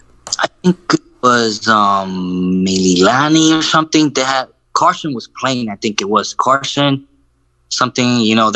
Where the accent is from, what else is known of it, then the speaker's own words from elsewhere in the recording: Puerto Rico; now in Florida, United States; where I grew up in Puerto Rico